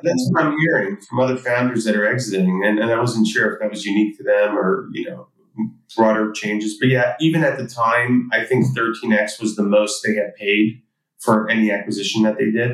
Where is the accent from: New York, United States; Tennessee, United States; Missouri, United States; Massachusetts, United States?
New York, United States; New York City; I grew up in Queens, New York, to uh, immigrant parents